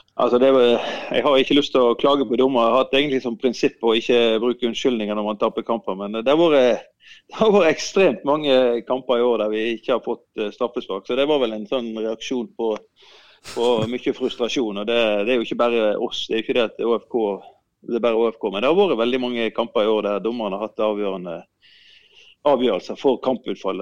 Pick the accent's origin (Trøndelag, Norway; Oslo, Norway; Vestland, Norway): Vestland, Norway; Sotra; jeg kom jo fra Sotra. Far, bestefar min var jo fisker